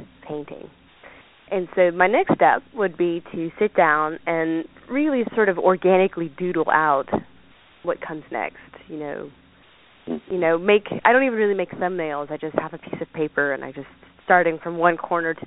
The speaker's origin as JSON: {"language": "English", "town": "Savannah", "region": "Georgia", "country": "United States", "tie": "born or raised there", "said": "I was born and raised in Savannah, Georgia"}